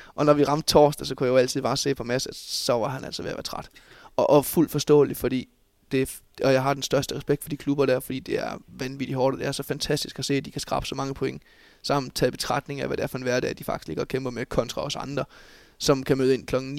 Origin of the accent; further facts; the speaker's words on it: Bjerringbro, Central Denmark Region, Denmark; Jeg er jo oprindelig Bjerringbro-dreng, og har trådt mine ungdomsår i hjemme i Bjergbro FH